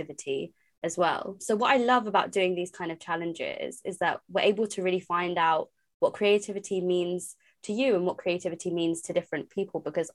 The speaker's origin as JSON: {"language": "English", "region": "London", "country": "United Kingdom", "said": "I'm from London"}